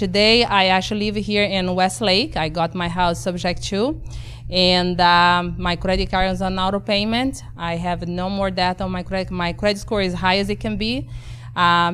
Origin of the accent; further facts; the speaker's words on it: Brazil; English is a second language; moved away as an adult; now in Texas, United States; born and raised in Brazil with my accent